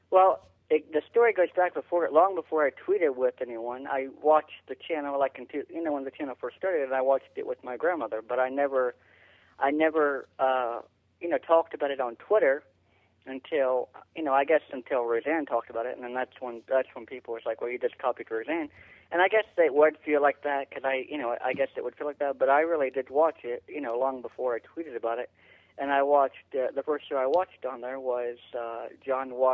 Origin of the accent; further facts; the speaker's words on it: Columbus, Ohio, United States; Well, I'm originally from uh, Columbus, Ohio, and I got uh, involved with media.